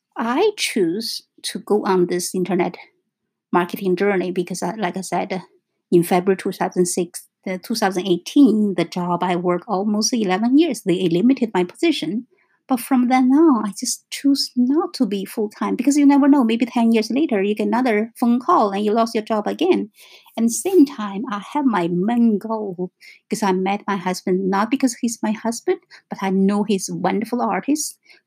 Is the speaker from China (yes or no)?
yes; China; English is a second language; moved away as an adult; Because for me, like I said, I came from China in 1996. So totally we have different cultures.